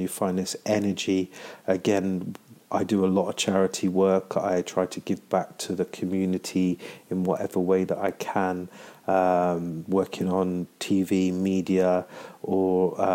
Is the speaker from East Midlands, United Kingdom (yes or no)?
no; London, United Kingdom; I am from London.